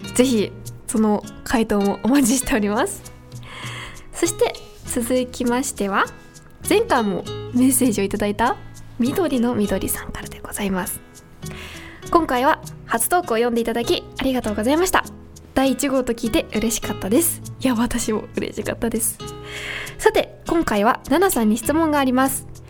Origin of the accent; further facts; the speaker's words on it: Niiza, Saitama, Japan; 地元埼玉県新座市